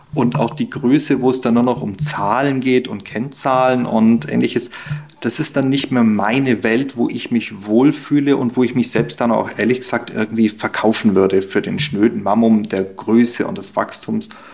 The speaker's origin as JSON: {"language": "German", "country": "Germany", "said": "als Deutscher"}